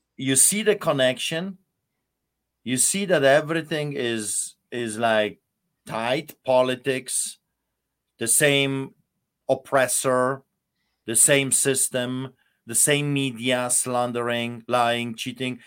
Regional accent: Poland; moved away as an adult; now in Alberta, Canada; I lived in Poland, and I, I grew up in Poland

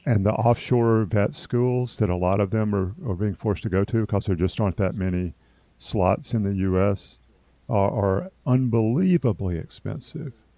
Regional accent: Opelika, Alabama, United States; in my hometown, the same hospital that I was born in, in fact, now called East Alabama Medical Center.

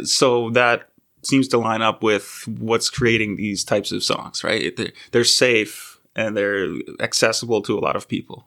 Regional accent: St. Catharines, Ontario, Canada; I'm a guy from Saint Catharines.

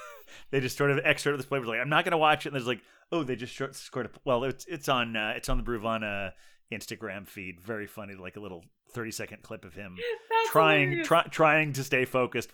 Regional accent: Ohio, United States; Because I mean, I grew up in Ohio, which is also considered the Midwest, and I haven't been there a lot lately.

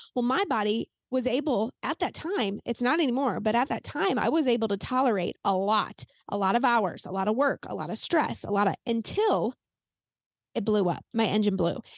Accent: Saint Peters, Missouri, United States; I'm in Missouri, and I grew up in Saint Peter's, just a suburb of Saint Louis

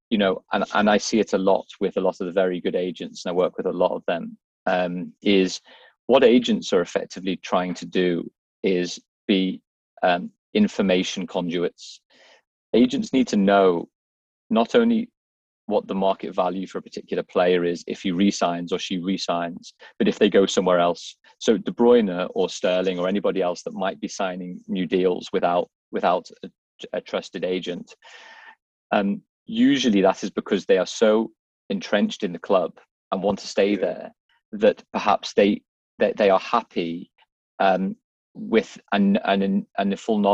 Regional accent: Liverpool, North West England, United Kingdom; I'm from Liverpool.

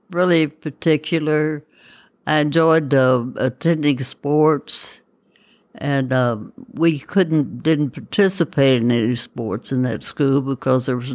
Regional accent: Campbellsburg, United States; I grew up in Campbellsburg.

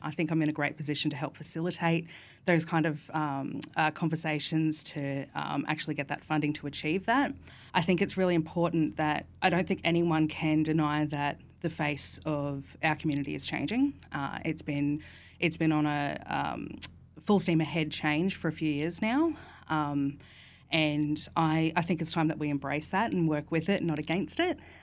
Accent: Alexandra Hills, Queensland, Australia; I grew up in Alex Hills

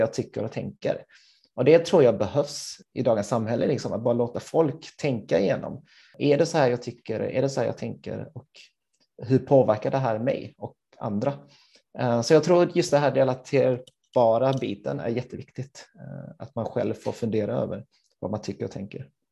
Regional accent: Helsingborg, Skåne, Sweden; moved away as an adult; also born or lived in Gothenburg; jag är född och uppvuxen i Helsingborg

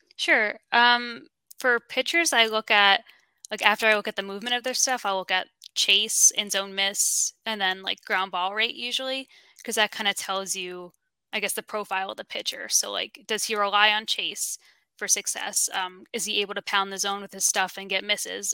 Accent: New York, United States; I'm from New York

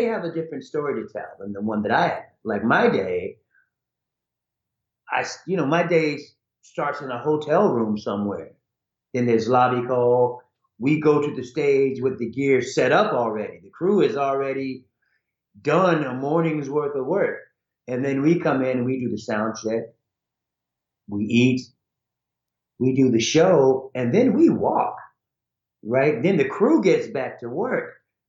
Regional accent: Ohio, United States; born there; also born or lived in Idaho / Hawaii; You know, I was born in Ohio, which I don't really remember. Then we lived in Idaho, which I barely remember. Then we lived in Hawaii from 64 to 68 as a kid.

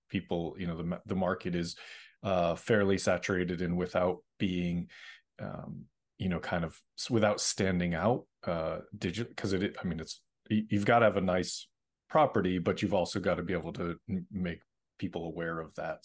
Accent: Middleborough, Massachusetts, United States; now in Los Angeles, United States; I grew up in, uh, Middleborough

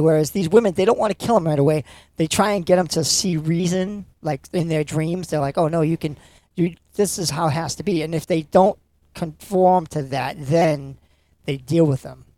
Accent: Lynn, Massachusetts, United States; I grew up in Lynn, Salem area

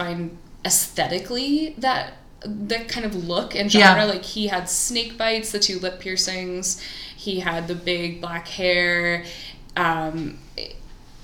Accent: Columbia, United States; my hometown in Columbia

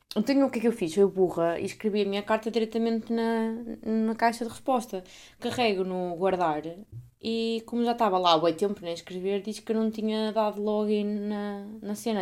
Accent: Portugal; uma deputada da minha terra tinha sido eleita

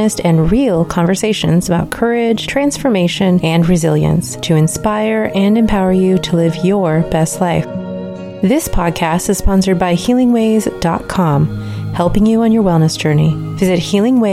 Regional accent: Alaska, United States; now in Pacific Northwest, United States; I'm from Alaska

